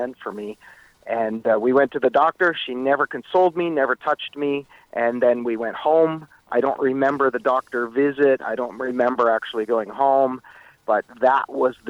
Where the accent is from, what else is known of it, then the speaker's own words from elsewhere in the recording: Meaford, Ontario, Canada; moved away as an adult; also born or lived in Etobicoke, Toronto / California; by the time kindergarten started, I moved up to the small town of Meaford on Georgian Bay